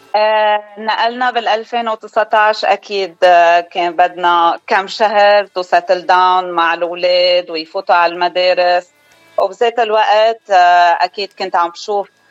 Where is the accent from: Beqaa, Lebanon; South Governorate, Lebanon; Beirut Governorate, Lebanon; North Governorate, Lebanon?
Beirut Governorate, Lebanon; Beirut; moved away as an adult; now in Arizona, United States; أنا من لبنان الأصل من جبال خلقانة ببيروت وقضيت أكترية حياتي ببيروت